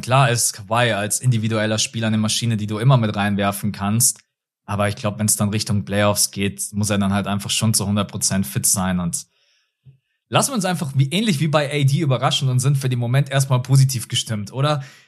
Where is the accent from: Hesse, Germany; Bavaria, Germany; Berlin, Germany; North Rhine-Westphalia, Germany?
Bavaria, Germany; Munich; Ich wohne in München, ich bin in München geboren und aufgewachsen.